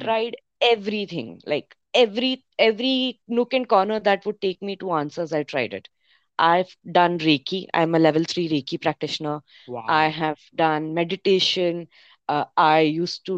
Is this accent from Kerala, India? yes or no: no; Mumbai, Maharashtra, India; I grew up in Bombay